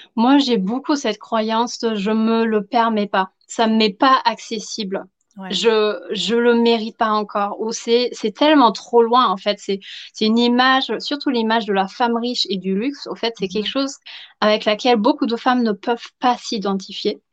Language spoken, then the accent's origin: French; Germany; accent: German; French is a second language; now in Versailles, France; je suis allemande, donc tout le petit accent euh, ultra charmant